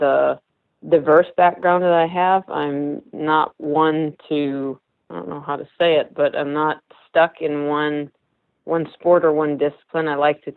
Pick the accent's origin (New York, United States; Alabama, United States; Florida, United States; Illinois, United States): Illinois, United States; moved away; also born or lived in California; I actually am a Midwest girl. I grew up in Illinois